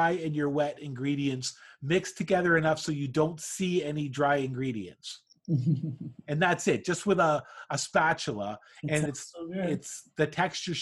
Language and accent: English; Canada; I'm from Canada